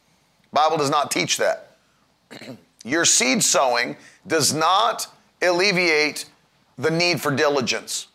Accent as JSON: {"language": "English", "region": "West Virginia", "country": "United States", "tie": "born or raised there", "said": "I grew up in West Virginia where everybody's nice."}